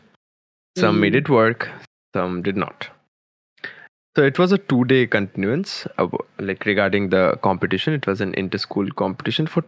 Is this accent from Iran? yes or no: no; Kolkata, West Bengal, India; I am from Kolkata